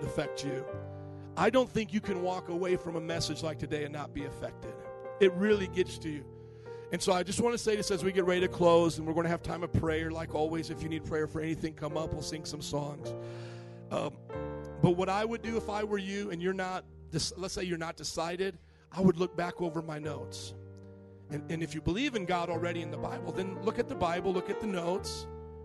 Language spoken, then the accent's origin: English; United States; I'm American